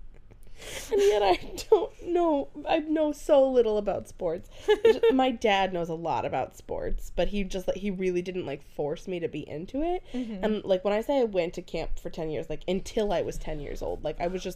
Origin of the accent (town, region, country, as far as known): Maine, United States; born or raised there